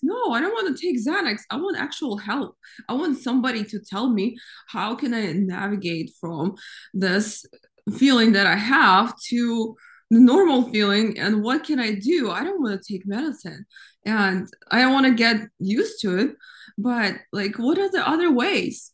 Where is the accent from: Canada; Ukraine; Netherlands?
Ukraine; now in United States; I grew up in Ukraine